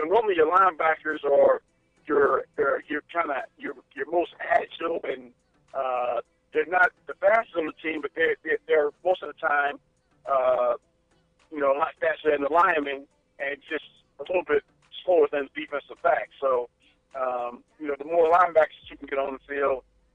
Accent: St. Louis, Missouri, United States; moved away as an adult; also born or lived in Fayetteville, Arkansas; I was coming from St. Louis. I was a city guy. I grew up in the city.

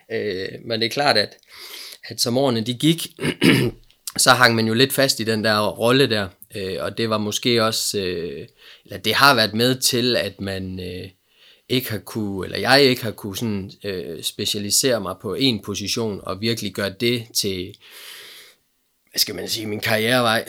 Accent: Aalborg, North Denmark Region, Denmark; also born or lived in Silkeborg; vi er, øh, vi er her fra Aalborg

